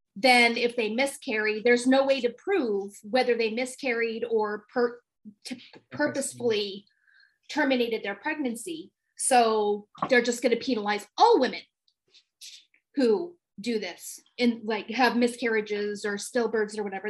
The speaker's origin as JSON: {"language": "English", "region": "California", "country": "United States", "tie": "born or raised there", "said": "my home state of California"}